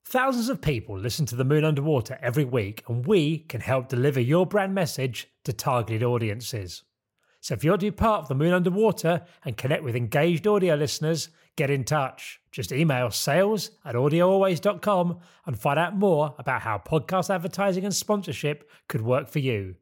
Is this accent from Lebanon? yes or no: no; Isle of Sheppey, South East England, United Kingdom; when I was growing up on the Isle of Sheppey